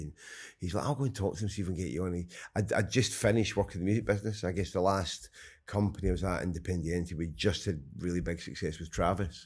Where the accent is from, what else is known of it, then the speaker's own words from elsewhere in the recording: Scotland, United Kingdom; I'm Scottish